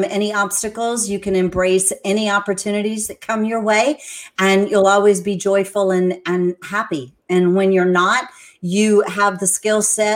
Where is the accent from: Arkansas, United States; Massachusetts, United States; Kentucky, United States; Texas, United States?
Texas, United States; San Antonio; moved away as an adult; now in Central Florida, United States; I'm originally from San Antonio, Texas. I moved here to Florida because there was a beautiful surfer boy that invited me.